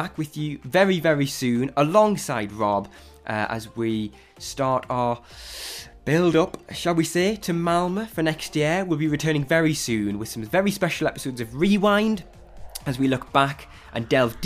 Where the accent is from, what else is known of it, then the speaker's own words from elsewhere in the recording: Newcastle upon Tyne, North East England, United Kingdom; a Geordie myself